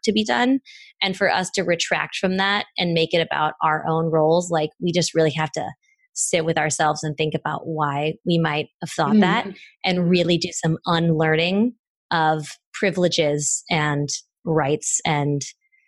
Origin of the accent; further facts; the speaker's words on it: Midwest, United States; moved away; also born or lived in Los Angeles; I grew up in the Midwest